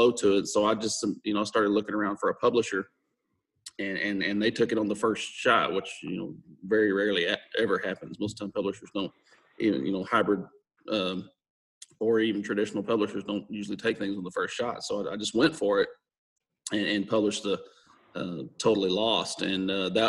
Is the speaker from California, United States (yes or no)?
no; Texas, United States; I'm born and raised Texas.